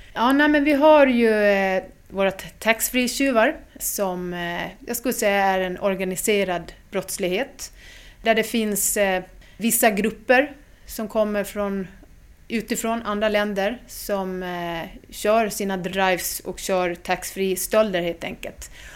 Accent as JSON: {"language": "Swedish", "region": "Gotland", "country": "Sweden", "tie": "born or raised there", "accent": "Gotland dialect", "moved": "yes", "lives_now": "Stockholm, Sweden", "said": "Jag är från Gotland och eh, är uppväxt där men flyttade ganska tidigt till Stockholm. Men som du hör, dialekten finns alltid med."}